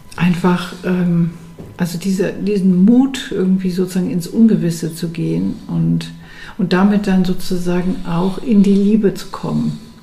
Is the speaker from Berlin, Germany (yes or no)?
yes; Berlin, Germany; Berlin ist meine Stadt und das ist meine Heimat und ich fühle das richtig innerlich und ich will da bleiben